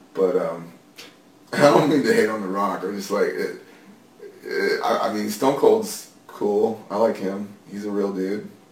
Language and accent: English; San Antonio, Texas, United States; I grew up in San Antonio